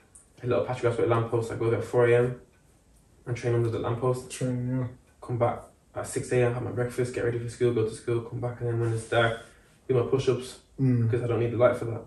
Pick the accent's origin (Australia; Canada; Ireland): Ireland; Dublin, Leinster; moved away as an adult; also born or lived in France; now in England; I've got my French, yeah, side. I speak fluent French. So I've got all those cultures. And then, yeah, I grew up in Ireland, so I've got the Irish culture as well, because I grew from the age of 5 to, yeah, yeah, 18